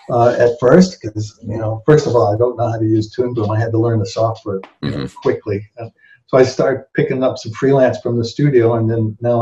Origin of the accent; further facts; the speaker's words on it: Toronto, Ontario, Canada; moved away as an adult; I spoke English in Toronto.